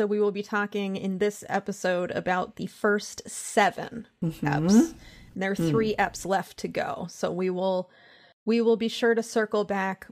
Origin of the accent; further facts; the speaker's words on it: Central Pennsylvania, United States; I grew up in Pennsylvania